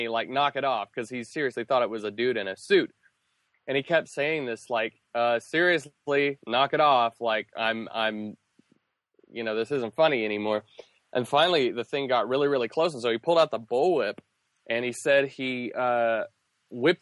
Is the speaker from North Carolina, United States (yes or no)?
yes; North Carolina, United States; I grew up in North Carolina